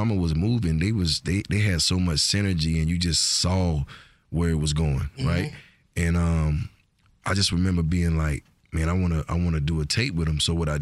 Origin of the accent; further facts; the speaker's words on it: Georgia, United States; accent: Georgia; also born or lived in Fort Lauderdale, Florida; My accent is so Georgia, it ain't funny